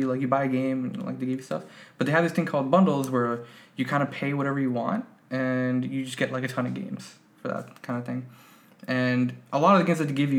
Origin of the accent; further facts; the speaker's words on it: Miami, Florida, United States; now in Bay Area, United States; I'm originally from Miami, Florida, not Ohio